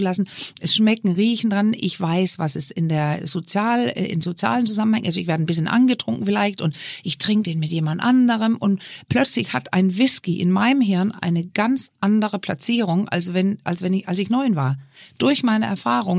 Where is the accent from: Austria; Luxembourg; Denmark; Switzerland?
Denmark; now in Germany; So ein kleines Dorf in Dänemark, wo ich herkomme